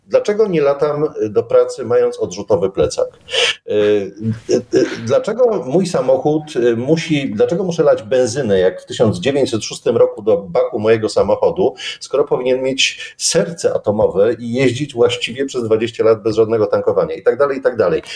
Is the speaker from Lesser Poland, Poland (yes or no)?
no; Silesian Voivodeship, Poland; jesteśmy ze Śląska